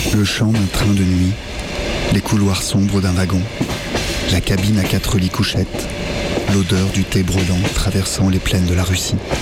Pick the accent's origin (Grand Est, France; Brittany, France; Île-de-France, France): Grand Est, France; Joinville; moved away; j'ai grandi dans l'Est, le Nord-Est, la Haute-Marne, le 52